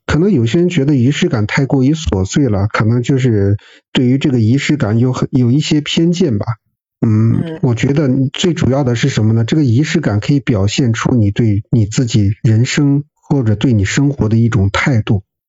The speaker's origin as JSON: {"language": "Chinese", "town": "Xi'an", "region": "Shaanxi", "country": "China", "moved": "yes", "said": "咱们西安那边的话，这个大男子主义还是这种倾向比较严重的"}